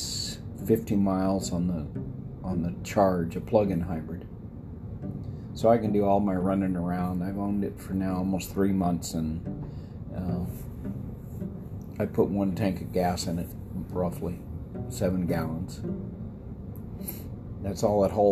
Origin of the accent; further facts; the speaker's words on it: El Paso, Texas, United States; I grew up in El Paso